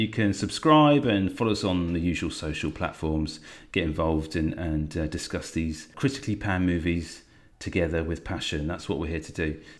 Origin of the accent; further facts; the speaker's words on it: England, United Kingdom; our very special mythology to us as English people.